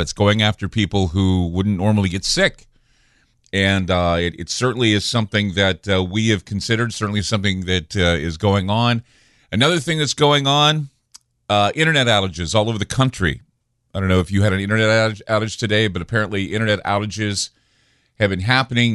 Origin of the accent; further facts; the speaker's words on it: Oregon, United States; my home state of Oregon